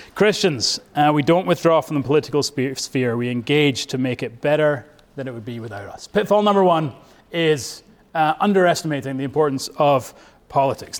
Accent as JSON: {"language": "English", "region": "Scotland", "country": "United Kingdom", "moved": "yes", "lives_now": "United States", "said": "I am from Bonnie, Scotland, but I am now a proud American."}